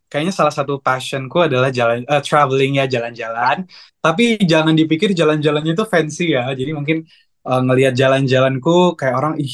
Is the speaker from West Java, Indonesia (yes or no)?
no; Pontianak, West Kalimantan, Indonesia; Aku lahir dan besar di Pontianak. Aku proud Pontianak boy ya.